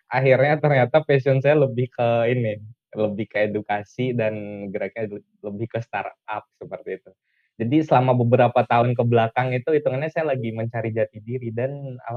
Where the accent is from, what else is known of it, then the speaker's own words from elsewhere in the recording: Bima, West Nusa Tenggara, Indonesia; Saya asalnya dari Bima, Nusa Tenggara Barat.